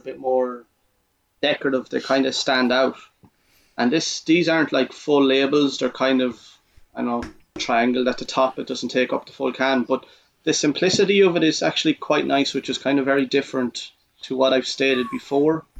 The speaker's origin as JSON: {"language": "English", "country": "Ireland", "said": "we are Irish"}